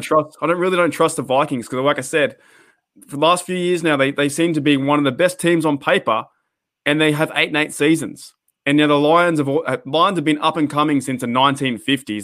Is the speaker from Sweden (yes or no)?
no; Australia; me growing up in Australia